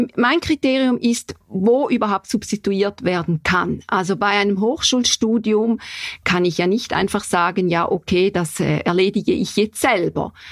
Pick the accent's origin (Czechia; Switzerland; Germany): Switzerland; St. Gallen; wo ich herkomme in St. Gallen